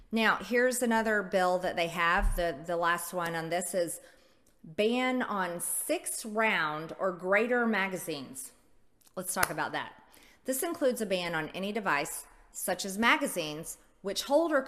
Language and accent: English; United States; As an American